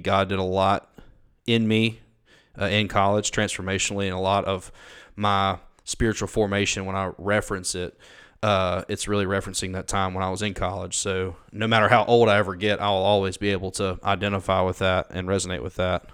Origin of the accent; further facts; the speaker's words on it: Ackerman, Mississippi, United States; moved away as an adult; now in Jackson, United States; I was born and raised in Akron, Mississippi